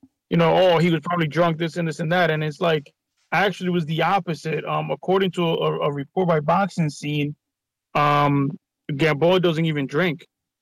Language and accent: English; Dominican Republic; moved away; I was born and raised in Dominican